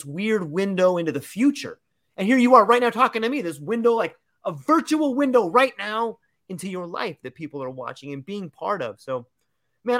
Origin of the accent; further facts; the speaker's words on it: California, United States; now in Hawaii, United States; I was born and raised in California